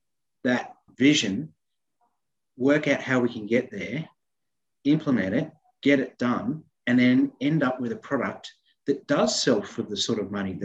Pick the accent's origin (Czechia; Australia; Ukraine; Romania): Australia; Sydney, New South Wales; now in Newcastle, Australia; I'm a local architect in Newcastle, registered, and I've been living here since I came up to study from Sydney in 1991 and fell in love with the place.